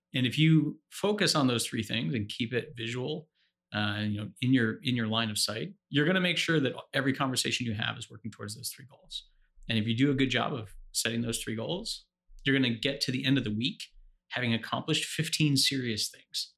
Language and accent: English; New Jersey, United States; I'm from New Jersey